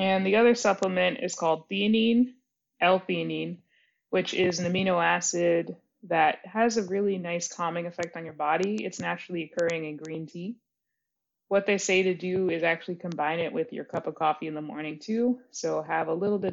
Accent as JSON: {"language": "English", "town": "Belmont", "region": "Massachusetts", "country": "United States", "tie": "born or raised there", "also_born_or_lived": "New York", "moved": "yes", "lives_now": "Baltimore, United States", "said": "Belmont, when I was growing up there"}